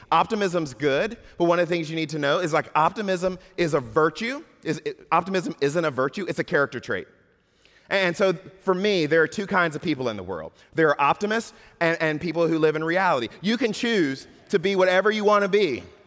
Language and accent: English; Georgia, United States; moved away; I was raised in Georgia.